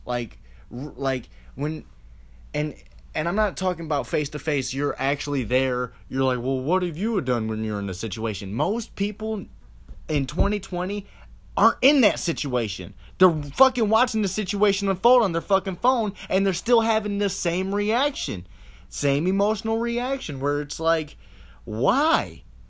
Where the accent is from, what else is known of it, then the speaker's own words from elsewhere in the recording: Lorain, Ohio, United States; I'm from Lorain, Ohio